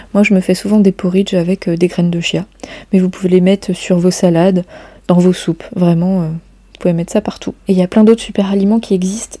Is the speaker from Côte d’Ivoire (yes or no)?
no; Brittany, France; chez nous en Bretagne